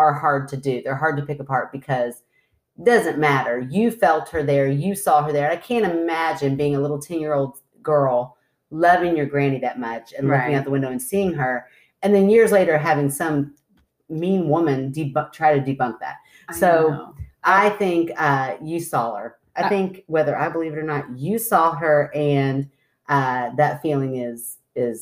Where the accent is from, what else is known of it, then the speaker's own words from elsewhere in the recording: Goshen, Kentucky, United States; we grew up in Goshen, Kentucky, and right down the street is Old Sligo Road